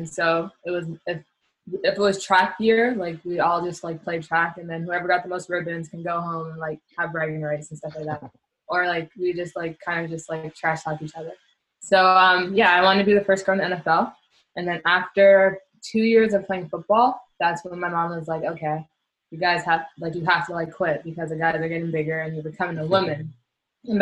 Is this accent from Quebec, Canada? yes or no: yes; Montreal, Quebec, Canada; moved away as an adult; also born or lived in Turkey / Poland; I grew up, for the most part, I grew up in La Chine. So La Chine, Dorval area.